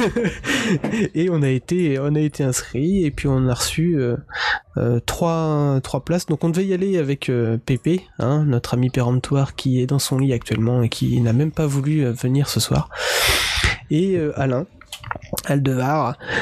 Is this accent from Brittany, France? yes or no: yes; Breton, Brittany, France; en tant que breton